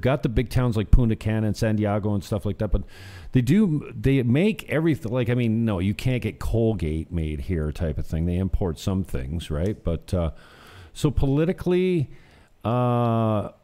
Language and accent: English; St. Catharines, Ontario, Canada; my hometown in St. Catharines